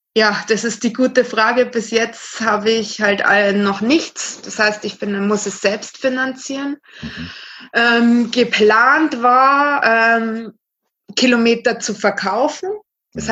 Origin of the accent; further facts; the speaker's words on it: Regensburg, Bavaria, Germany; ich komme hier aus Regensburg, also Mhm. Bayern.